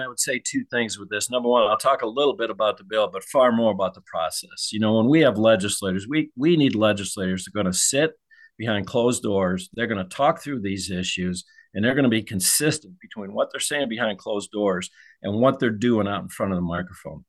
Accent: Ohio, United States; now in Missouri, United States; I grew up in Ohio

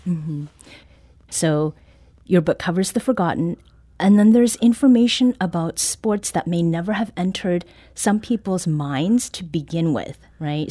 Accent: Southern Ontario, Canada; moved away; Growing up in Southern Ontario, Canada

